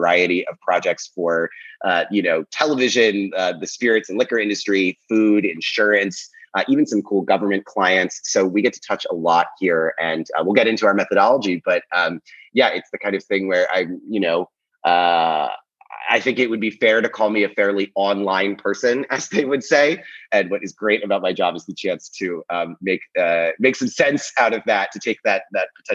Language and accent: English; Philadelphia, Pennsylvania, United States; also born or lived in Brooklyn, New York City; now in New York City, United States; I'm from Philadelphia originally